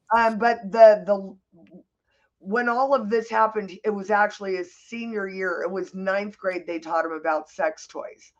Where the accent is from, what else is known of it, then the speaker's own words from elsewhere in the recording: Santa Monica, California, United States; I was born in Santa Monica